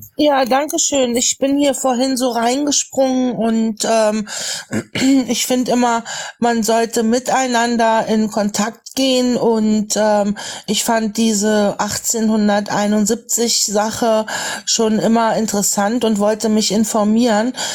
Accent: Lower Saxony, Germany; ich bin wie gesagt in Niedersachsen groß geworden

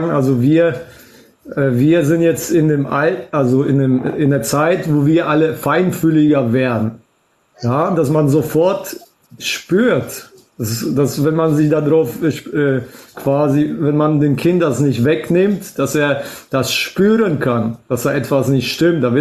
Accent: Poland; German is a second language; now in Germany; Ja, ich wohne seit 25 Jahren hier und äh, natürlich, äh, ich bin hier aus Polen gekommen.

